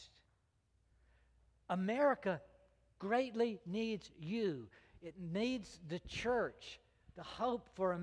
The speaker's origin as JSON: {"language": "English", "country": "United States", "said": "As American"}